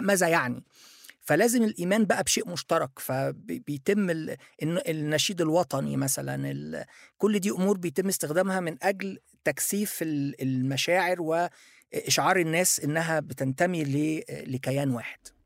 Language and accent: Arabic; Egypt; also born or lived in Japan; أنا مصري موجود في مصر